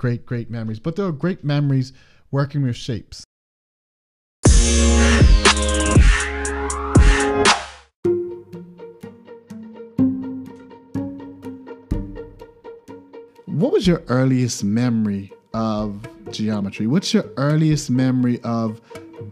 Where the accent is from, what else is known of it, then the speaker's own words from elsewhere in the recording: Bermuda; I'm from Bermuda